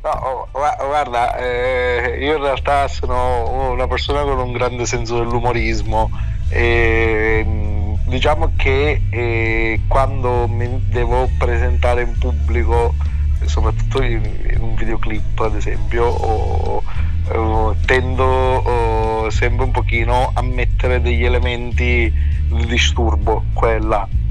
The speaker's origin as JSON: {"language": "Italian", "region": "Sicily", "country": "Italy", "said": "anche io sono siciliano"}